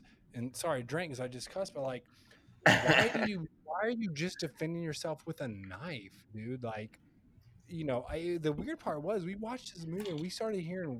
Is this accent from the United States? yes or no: yes; Kentucky, United States; now in Florida, United States; I'm from Kentucky